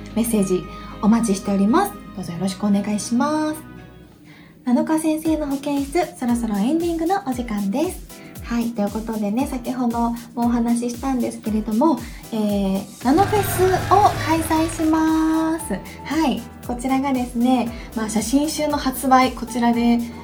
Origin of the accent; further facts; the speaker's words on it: Hiroshima, Japan; accent: Hiroshima dialect; now in Tokyo, Japan; 広島弁は別に癖じゃないけん